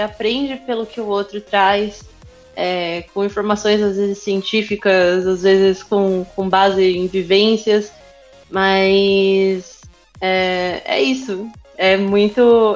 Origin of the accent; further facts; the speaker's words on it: Osasco, São Paulo, Brazil; eu, eu cresci em Osasco